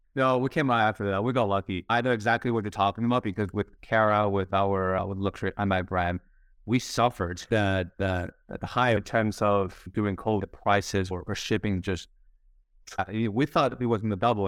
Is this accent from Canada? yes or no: no; Spain; moved away as an adult; also born or lived in United States; growing up in Spain